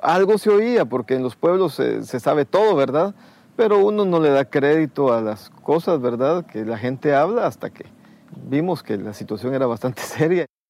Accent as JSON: {"language": "Spanish", "region": "Escuintla", "country": "Guatemala", "tie": "born or raised there", "also_born_or_lived": "Taxisco, Santa Rosa, Guatemala", "said": "A los seis años mi familia pasó a, a, a, esta zona de Escuintla"}